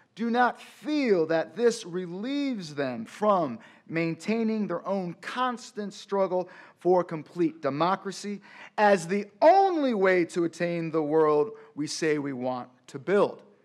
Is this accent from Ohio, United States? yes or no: yes; Cleveland, Ohio, United States; also born or lived in Detroit, Michigan; I was born in Detroit, and then came up in the suburbs of Cleveland, Ohio.